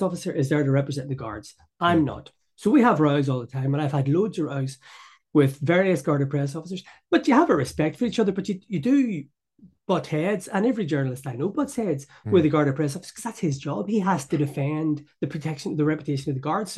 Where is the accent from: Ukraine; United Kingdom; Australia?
United Kingdom; Belfast, Northern Ireland; So I grew up in Belfast, as you can tell by my accent